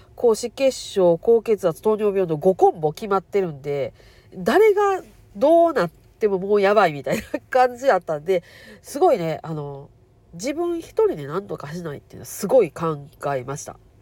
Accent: Kansai, Japan; accent: Kansai-ben

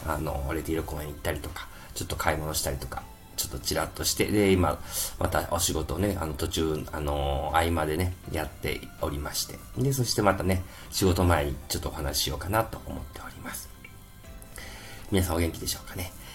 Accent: Kansai, Japan; accent: Kansai dialect; 関西弁出ちゃいましたけども

